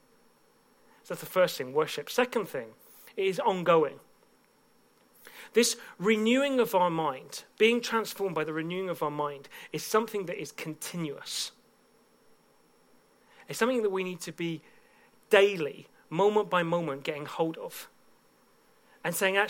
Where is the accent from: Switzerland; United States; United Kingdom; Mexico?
United Kingdom; Bedford, East of England; a church in my hometown of Bedford